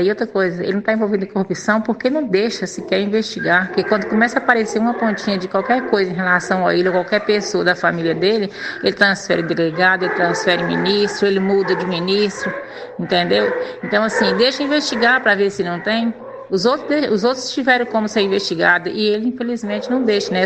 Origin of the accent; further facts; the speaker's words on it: Brazil; sou apenas só mais uma brasileira